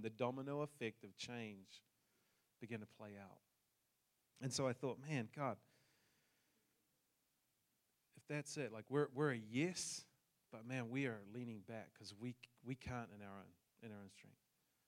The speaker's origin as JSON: {"language": "English", "country": "New Zealand", "moved": "yes", "said": "I come from New Zealand, hence the accent"}